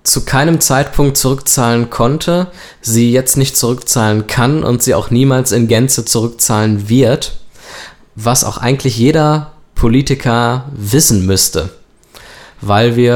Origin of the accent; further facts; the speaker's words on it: Germany; Und wir als Deutsche, wir sind die Nutznießer dieser Krise